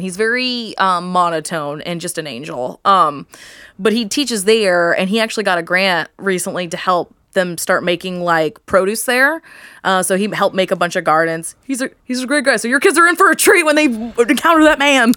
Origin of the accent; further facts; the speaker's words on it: New Castle, Indiana, United States; I'm from Newcastle, which is, like, east of Indy